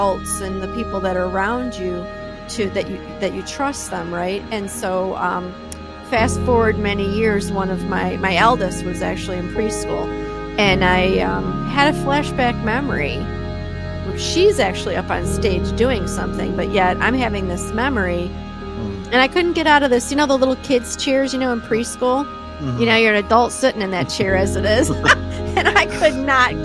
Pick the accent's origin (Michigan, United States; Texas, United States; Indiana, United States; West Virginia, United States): Michigan, United States; Detroit; now in Minnesota, United States; I'm from Detroit. I'm an East Sider